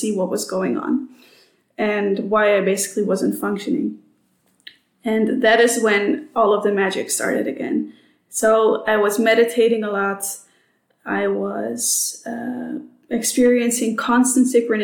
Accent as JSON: {"language": "English", "town": "Amsterdam", "region": "North Holland", "country": "Netherlands", "also_born_or_lived": "United States / Singapore", "second_language": "English", "moved": "as an adult", "lives_now": "Sydney, Australia", "said": "I am Dutch, which you can probably hear. I'm from Amsterdam"}